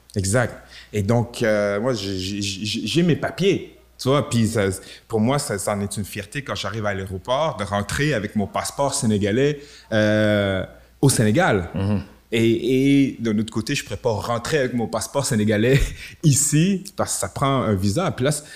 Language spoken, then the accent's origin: French; Quebec City, Quebec, Canada; je viens de Limoilou, euh, à Québec